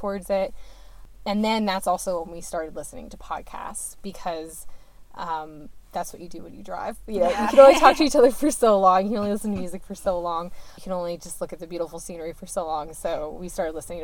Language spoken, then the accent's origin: English; Barnstead, New Hampshire, United States; I grew up in Barnstead, New Hampshire, which is about an hour and a half from Franconia Notch.